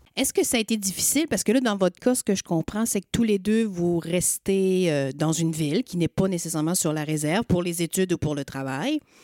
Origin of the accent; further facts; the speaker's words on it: Magdalen Islands, Quebec, Canada; moved away as an adult; je suis acadienne, je viens des îles de la Madeleine.